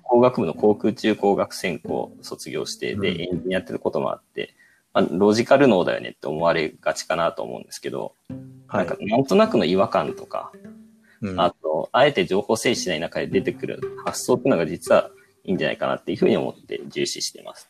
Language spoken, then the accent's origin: Japanese; Kansai, Japan; moved away; 関西の出身なんで